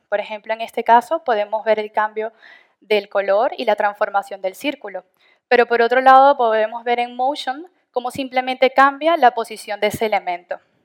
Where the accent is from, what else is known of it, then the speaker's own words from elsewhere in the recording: Venezuela; moved away as an adult; now in Madrid, Spain; soy de Venezuela, llevo alrededor de ya cuatro años aquí en Madrid